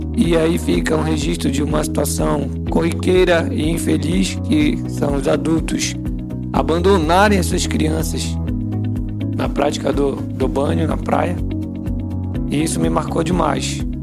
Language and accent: Portuguese; Outeiro Island, Pará, Brazil; Na minha infância, eu morei na Ilha do Oteiro